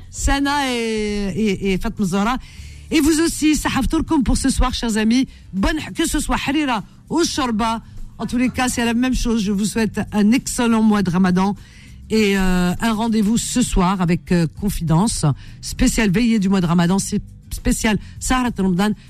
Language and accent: French; France; also born or lived in Calvados